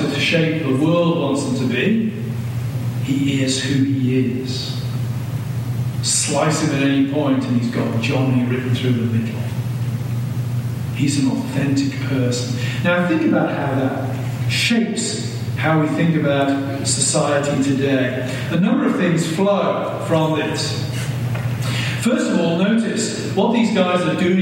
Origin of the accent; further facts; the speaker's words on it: United Kingdom; moved away as an adult; now in United States; a word that we did not have the equivalent of in Britain